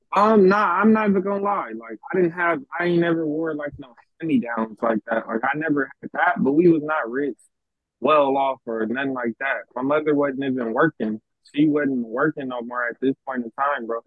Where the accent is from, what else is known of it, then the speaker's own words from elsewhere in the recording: Los Angeles, California, United States; I was raised in South Central LA pretty much all my life